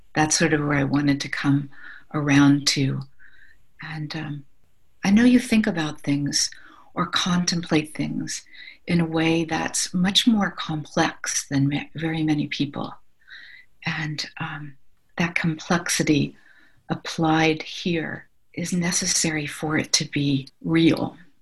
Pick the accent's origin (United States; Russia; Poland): United States; Ohio; I'm from Ohio and we're pretty practical